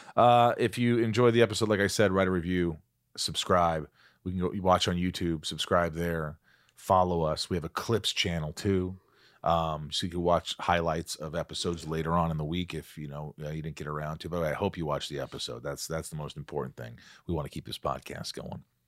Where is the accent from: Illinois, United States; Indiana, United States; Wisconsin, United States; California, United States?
Indiana, United States; Southern; born or raised there; moved away; also born or lived in New York